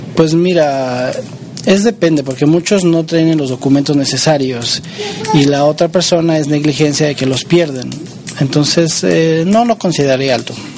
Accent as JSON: {"language": "Spanish", "country": "Mexico", "moved": "yes", "said": "los mexicanos somos los mexicanos"}